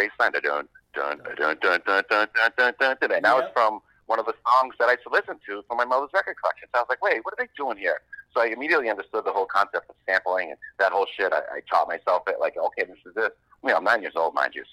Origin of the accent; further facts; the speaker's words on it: Boston, Massachusetts, United States; From Boston. The neighborhood called Jamaica Plain.